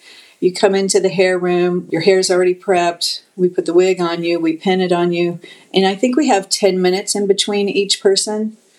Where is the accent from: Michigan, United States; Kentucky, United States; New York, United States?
Kentucky, United States; Louisville; moved away; I'm from Louisville, Kentucky originally.